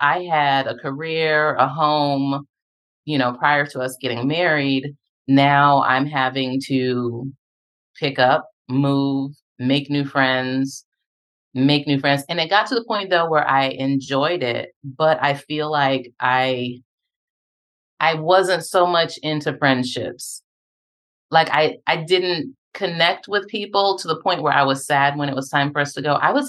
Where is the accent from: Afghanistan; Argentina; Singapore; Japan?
Japan; born there; also born or lived in Texas, United States / South Carolina, United States; And so I was born in Japan. We went to Texas, and from Texas, we went to South Carolina and waited for my dad to finish doing what he was doing.